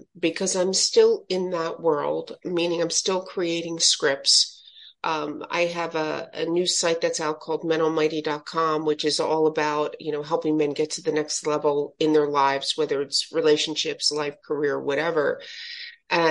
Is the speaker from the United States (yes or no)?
yes; Philadelphia, Pennsylvania, United States; Philadelphia, born and raised in Philadelphia.